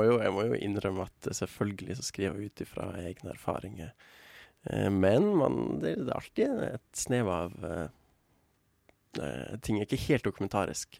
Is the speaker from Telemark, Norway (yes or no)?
no; Tromsø, Troms, Norway; Jeg kommer fra Tromsø